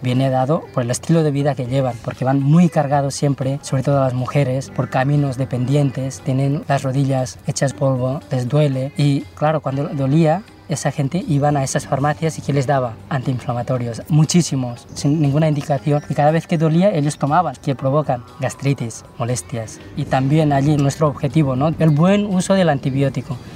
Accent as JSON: {"language": "Spanish", "town": "Girona", "region": "Catalonia", "country": "Spain", "tie": "born or raised there", "also_born_or_lived": "Takla, Jumla, Nepal", "second_language": "Spanish", "said": "soy de Girona, pero de origen nepalí"}